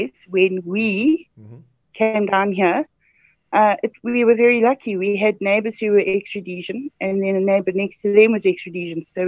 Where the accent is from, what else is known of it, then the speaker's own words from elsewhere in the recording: Mvuma, Midlands, Zimbabwe; I grew up in Mvuma, which is on the way to Inkledorn to Salisbury, Harare